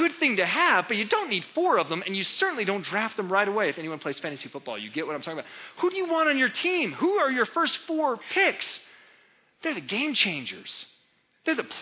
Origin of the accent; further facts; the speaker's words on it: United States; I'm an American